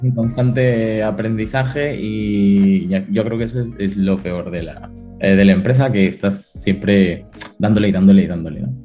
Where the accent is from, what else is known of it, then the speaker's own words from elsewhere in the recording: Arequipa, Peru; moved away as an adult; also born or lived in Lima, Peru; now in Madrid, Spain; yo soy de Perú, nací en la ciudad de Arequipa y luego estudié en Lima